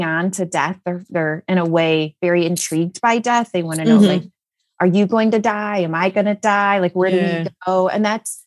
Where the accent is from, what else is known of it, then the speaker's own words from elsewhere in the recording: Illinois, United States; now in Texas, United States; I grew up in Illinois where we had basements